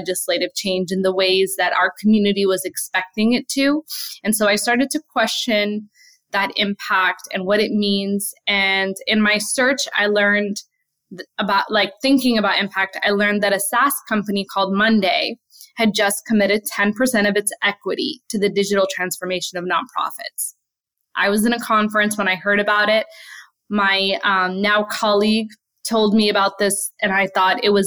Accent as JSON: {"language": "English", "town": "New York City", "region": "New York", "country": "United States", "tie": "born or raised there", "also_born_or_lived": "Palestine", "said": "grew up in Brooklyn"}